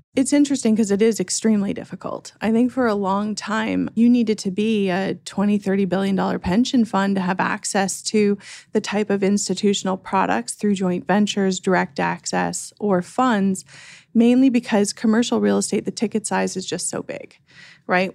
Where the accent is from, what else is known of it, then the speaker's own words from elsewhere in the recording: Canada; moved away as an adult; also born or lived in Vancouver, Canada; now in United States; I'm originally Canadian